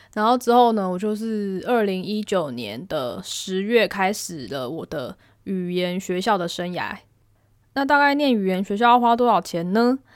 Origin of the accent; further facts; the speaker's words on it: Taiwan; moved away as an adult; now in Japan; 我们班只有我一个台湾人